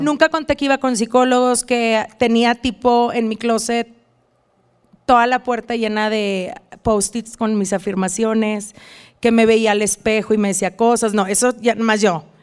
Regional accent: Reynosa, Tamaulipas, Mexico; moved away as an adult; now in Dallas, United States; aunque yo soy de frontera, como tú sabes, soy, nací en Reynosa

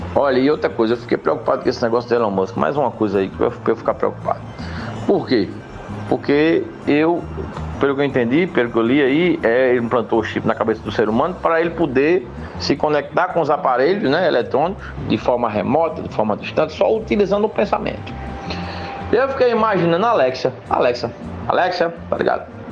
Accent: Limoeiro, Brazil; Eu que nasci completamente nu em Nimoeiro

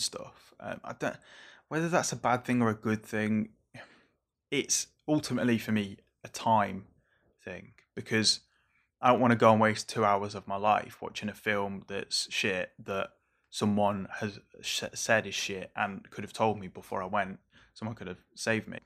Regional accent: Merseyside, North West England, United Kingdom; growing up on Merseyside

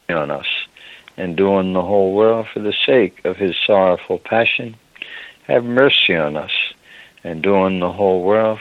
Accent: Ireland; I'm an Irishman

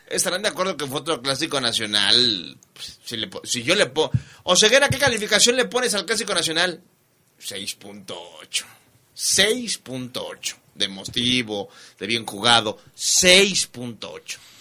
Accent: Mexico; como mexicano

